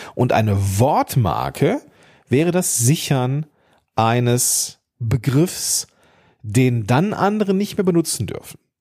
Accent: Germany; ich bin Deutscher

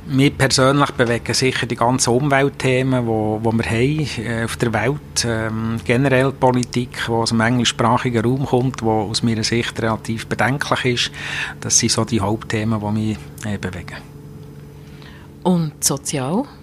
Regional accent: Bern, Switzerland; Ich bin in der Stadt Bern aufgewachsen, da ist man endlich IB-Fan.

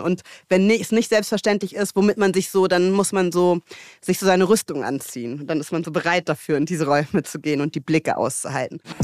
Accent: Hamburg, Germany; moved away as an adult; also born or lived in London / South Africa; ich bin Hamburgerin, ich bin in Barmbek geboren

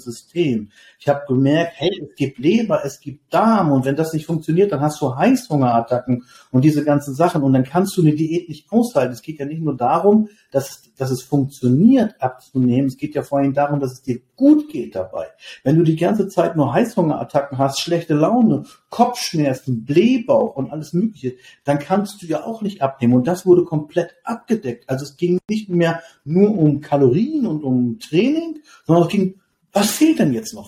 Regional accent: Lower Saxony, Germany; Ich komme aus Niedersachsen

